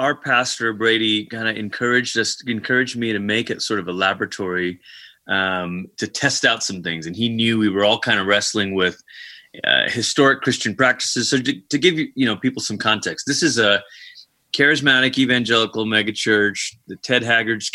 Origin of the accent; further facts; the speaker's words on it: Malaysia; moved away as an adult; also born or lived in Portland, Oregon, United States / Tulsa, Oklahoma, United States; now in Colorado Springs, United States; I was born in Malaysia. I'm actually from Malaysia